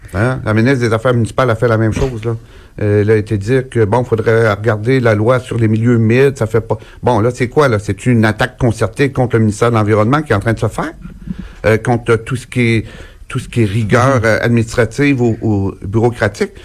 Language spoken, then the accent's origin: French; Gaspésie, Quebec, Canada; chez nous, en Gaspésie